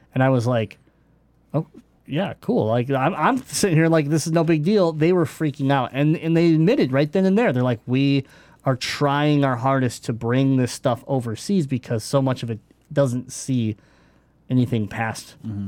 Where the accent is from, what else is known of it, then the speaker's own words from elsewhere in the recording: United States; I'm talking like I'm from America because I am